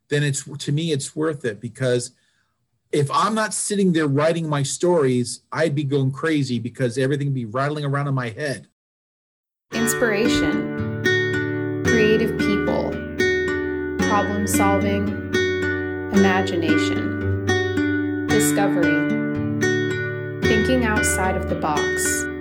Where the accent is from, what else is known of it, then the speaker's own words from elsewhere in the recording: New Jersey, United States; also born or lived in North Carolina / California / Hawaii; You know, I was born in North Carolina. I grew up in New Jersey, California, Hawaii.